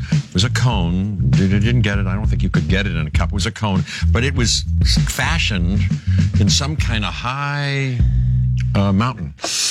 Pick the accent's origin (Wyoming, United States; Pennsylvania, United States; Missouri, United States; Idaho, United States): Pennsylvania, United States; Pittsburgh; I'm from Pittsburgh, of course